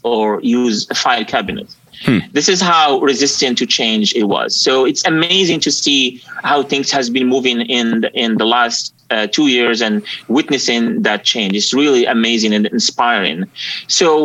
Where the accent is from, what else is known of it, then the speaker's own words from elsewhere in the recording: Morocco; moved away as an adult; now in United States; I'm originally from Morocco, so I moved to the US in 2017 after I won a green card lottery.